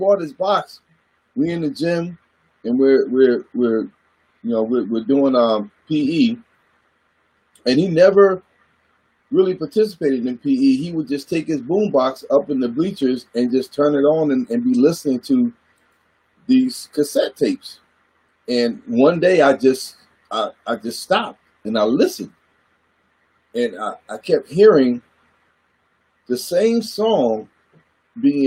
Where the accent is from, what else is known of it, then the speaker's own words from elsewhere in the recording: Goldsboro, North Carolina, United States; moved away; also born or lived in Washington, D.C.; Growing up in North Carolina, I'm a country boy from Goldsboro, North Carolina